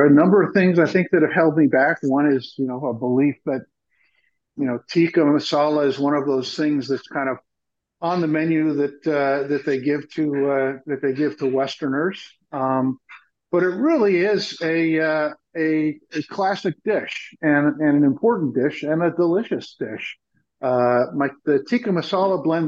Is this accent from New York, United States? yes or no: no; Marin County, California, United States; I grew up in Marin County, just south of there